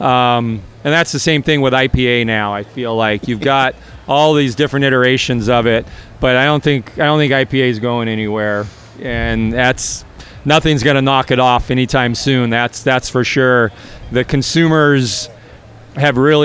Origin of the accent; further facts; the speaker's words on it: Sonoma County, California, United States; I'm from Sonoma County